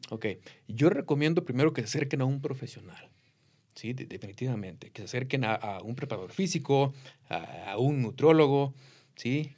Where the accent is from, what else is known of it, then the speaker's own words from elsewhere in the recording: Jalisco, Mexico; now in United States; From Jalisco, México